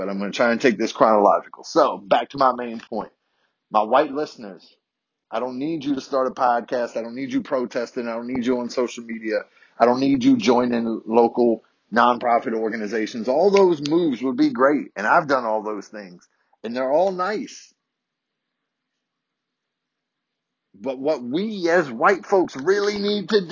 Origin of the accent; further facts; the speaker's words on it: Virginia, United States; born and raised in Virginia, Southern white boy